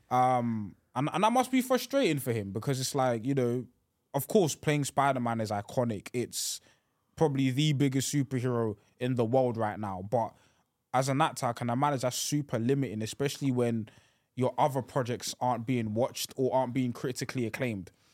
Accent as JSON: {"language": "English", "country": "United Kingdom", "said": "I'm a Brit"}